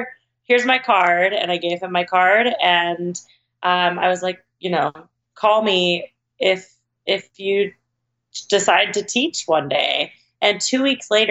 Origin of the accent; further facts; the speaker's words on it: Oklahoma, United States; moved away as an adult; now in Los Angeles, United States; when I graduated high school, I moved to Los Angeles from Oklahoma